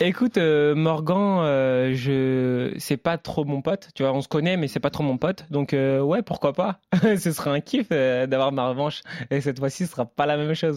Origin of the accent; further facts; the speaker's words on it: Le Havre, Normandy, France; moved away as an adult; je viens du Havre